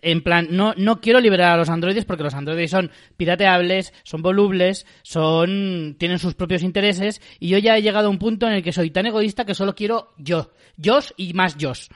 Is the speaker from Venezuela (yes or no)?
no; Spain; nosotros en España